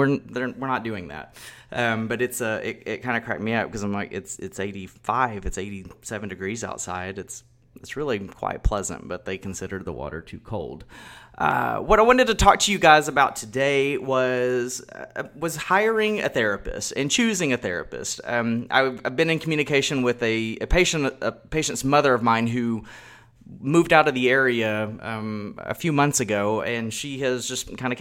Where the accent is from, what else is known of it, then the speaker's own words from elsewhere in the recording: Texas, United States; I grew up in Texas, I've lived here my whole life